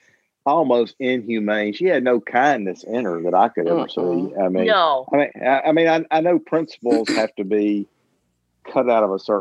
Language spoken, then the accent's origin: English; the South, United States; I grew up in the South